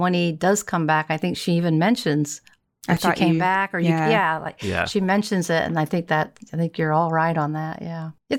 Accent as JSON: {"language": "English", "region": "Midwest", "country": "United States", "tie": "born or raised there", "said": "the Midwest, which is where I grew up. So, which is where I am again."}